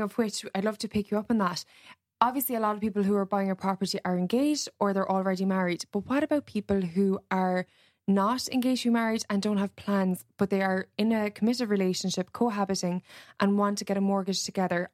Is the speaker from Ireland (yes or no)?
yes; Cork, Munster, Ireland; now in Dublin, Ireland; I'm from Cork originally